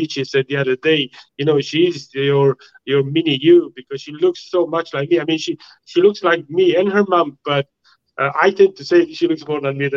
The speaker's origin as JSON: {"language": "English", "country": "Romania", "moved": "yes", "said": "I'm coming from Romania, and it's not an easy place to come from. Maybe easier now than 45 years ago, when you have to struggle and do everything"}